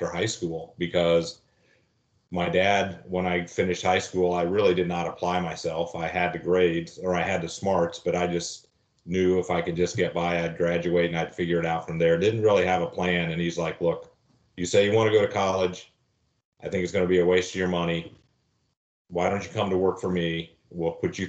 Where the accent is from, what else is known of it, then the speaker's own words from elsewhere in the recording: Lafayette, Indiana, United States; I grew up in Lafayette, Indiana, and it was my dad and my family